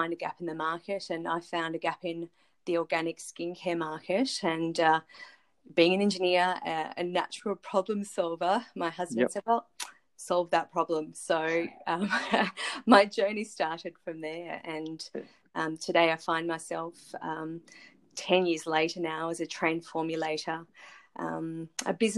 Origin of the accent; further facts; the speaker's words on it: Melbourne, Victoria, Australia; moved away as an adult; now in Brisbane, Australia; I'm born and raised in Melbourne